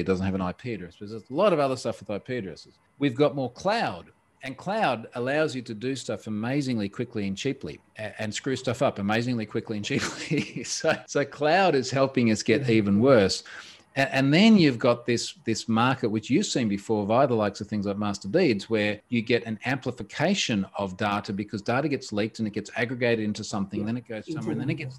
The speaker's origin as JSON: {"language": "English", "country": "Australia", "said": "I'm an Australian."}